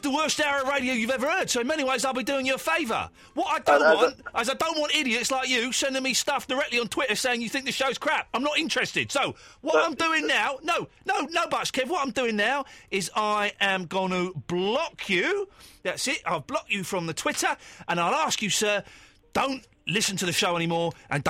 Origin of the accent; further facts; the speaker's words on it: Slough, South East England, United Kingdom; As you do know, Eloise, I am from Slough, and this is how, if I had gone with my jeans, this is how I'll be talking normally.